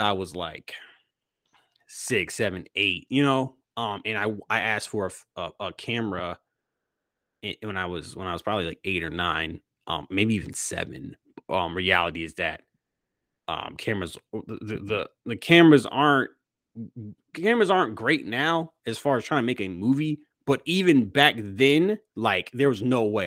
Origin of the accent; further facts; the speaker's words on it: Manassas, Virginia, United States; moved away; I grew up in Manassas, Virginia